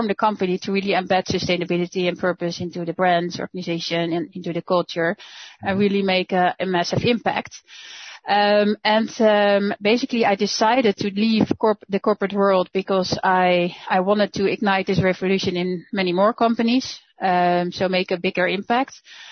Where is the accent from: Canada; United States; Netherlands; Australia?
Netherlands; moved away as an adult; now in Germany; I'm Dutch. I'm from the Netherlands.